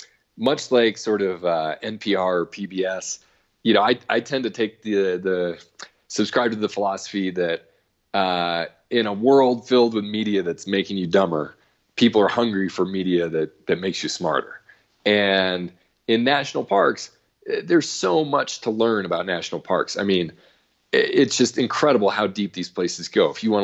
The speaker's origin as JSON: {"language": "English", "region": "New England", "country": "United States", "tie": "born or raised there", "said": "I was growing up in New England. I had no idea that Joshua Trees even existed."}